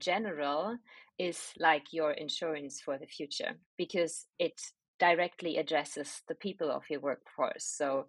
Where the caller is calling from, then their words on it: Berlin, Germany; I'm joining you from my beautiful home office in the beautiful city of Berlin.